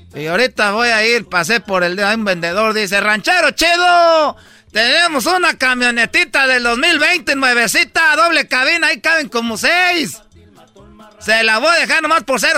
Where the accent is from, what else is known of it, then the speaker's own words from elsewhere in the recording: Michoacán, Mexico; soy pues de Michoacán